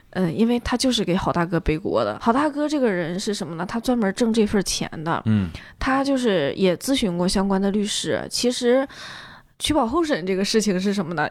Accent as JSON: {"language": "Chinese", "region": "Northeast China", "country": "China", "tie": "born or raised there", "said": "因为我们东北嘛"}